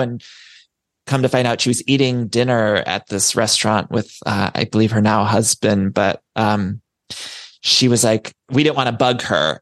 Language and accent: English; Solon, Ohio, United States; we grew up in this similar area. I'm from Solon, Ohio